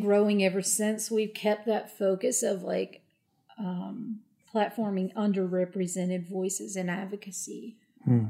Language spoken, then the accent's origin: English; Appalachia, United States; I'm from Appalachia, which is a very different world